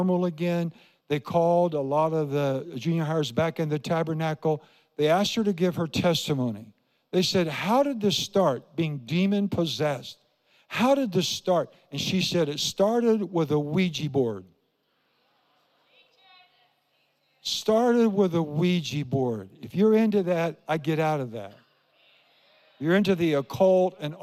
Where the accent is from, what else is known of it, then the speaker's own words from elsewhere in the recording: Iowa, United States; I grew up in Iowa